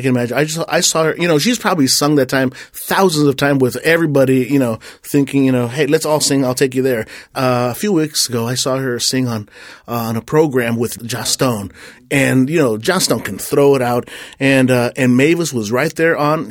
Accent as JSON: {"language": "English", "town": "Corpus Christi", "region": "Texas", "country": "United States", "said": "I'm from Corpus Christi, Texas"}